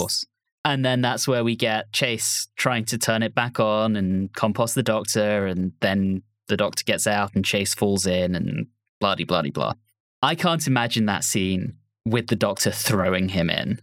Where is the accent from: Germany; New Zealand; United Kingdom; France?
United Kingdom; moved away as an adult; now in United States; as a Brit who has lived in the U S for twelve years at this point